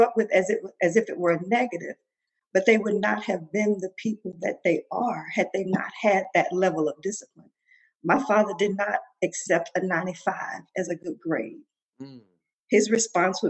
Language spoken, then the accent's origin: English; Mississippi, United States; growing up in Mississippi